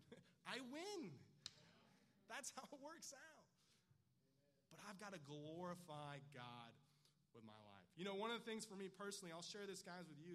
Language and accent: English; California, United States; moved away as an adult; now in Texas, United States; I grew up in California. I lived like seven minutes from the beach